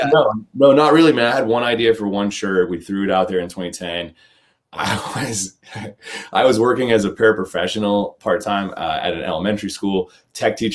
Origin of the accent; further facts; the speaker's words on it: New England, United States; also born or lived in Massachusetts / Maine / Oregon; now in New Hampshire, United States; New England born and bred. I was born in Massachusetts and I lived in Maine for a while. Went to high school in Maine, went to college in New Hampshire